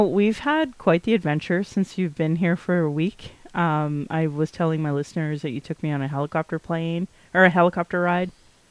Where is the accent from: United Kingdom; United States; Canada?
Canada; Calgary, Alberta; I was born in Calgary. I acknowledge my lineage and where I was born because even though I'm native and even though I was born here, my family is not part of the Treaty 7 signatories